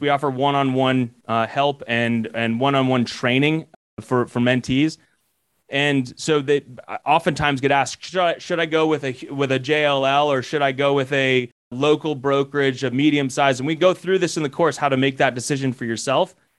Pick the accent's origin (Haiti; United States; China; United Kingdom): United States; Colorado; I'm originally from Colorado